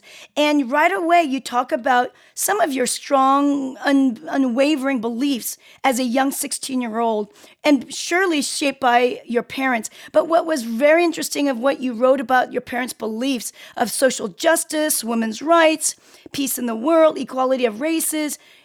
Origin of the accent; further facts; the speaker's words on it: Seoul, South Korea; now in United States; I'm from Korea, Seoul, Korea. So I'm from a different country. I've been in the States for a very long time.